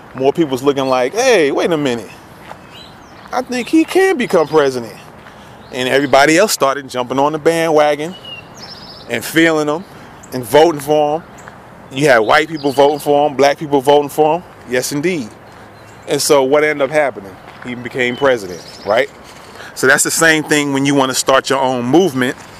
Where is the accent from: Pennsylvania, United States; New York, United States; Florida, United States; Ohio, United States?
New York, United States; New York City; also born or lived in Queens, New York; now in Tennessee, United States; That's where I grew up in the Bronx